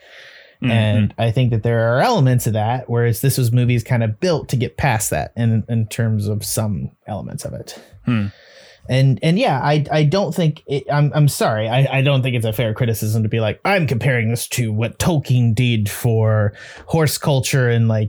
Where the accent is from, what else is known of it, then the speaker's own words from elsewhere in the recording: United States; I as an American viewer